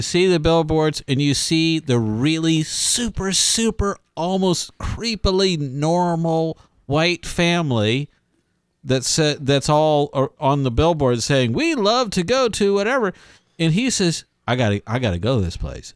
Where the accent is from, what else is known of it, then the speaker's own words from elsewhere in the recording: Pasadena, Texas, United States; I was, I was born in Houston. Actually, I was born in Pasadena, Texas